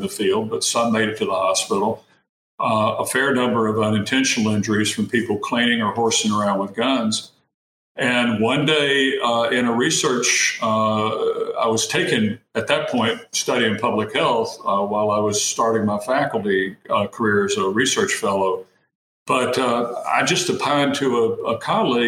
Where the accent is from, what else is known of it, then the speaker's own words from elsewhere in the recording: East Tennessee, United States; I was born and raised in East Tennessee in a small town.